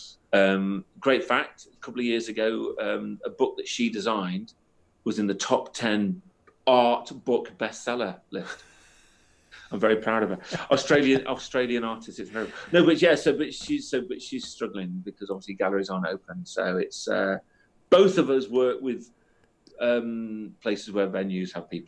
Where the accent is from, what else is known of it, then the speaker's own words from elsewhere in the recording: Chester, North West England, United Kingdom; also born or lived in Worcester; now in Liverpool, United Kingdom; I'm from the northwest, so my family are just down the road in Chester.